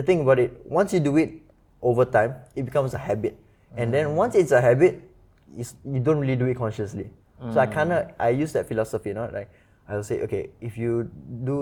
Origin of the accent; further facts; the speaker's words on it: Singapore; also born or lived in United States; being Singaporean, living in Singapore, we are kind of pampered, no? We grow up with maids.